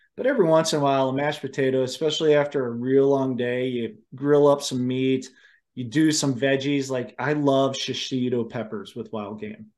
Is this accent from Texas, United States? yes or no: no; Ohio, United States; moved away; I grew up in Ohio. My family still lives, you know, outside of Cleveland